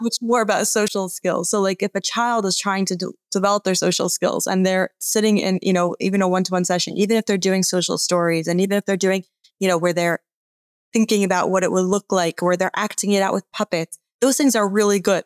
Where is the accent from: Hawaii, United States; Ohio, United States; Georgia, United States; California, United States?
Georgia, United States; Atlanta; I grew up in Atlanta.